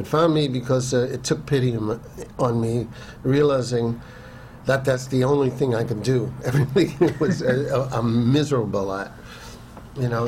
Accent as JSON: {"language": "English", "town": "New York City", "region": "New York", "country": "United States", "tie": "born or raised there", "said": "growing up in New York City, uh, in my teens"}